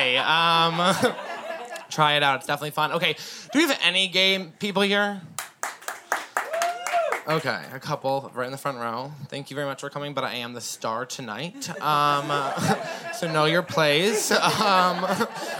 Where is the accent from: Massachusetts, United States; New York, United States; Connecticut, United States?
Massachusetts, United States; moved away as an adult; now in Portland, United States; My family is visiting me from Massachusetts. We're from the East Coast.